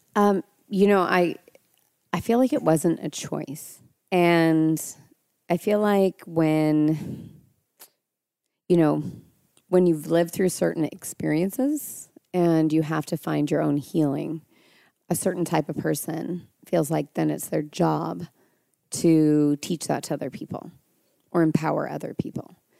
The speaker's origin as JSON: {"language": "English", "town": "Mendocino", "region": "California", "country": "United States", "tie": "born or raised there", "said": "I grew up there"}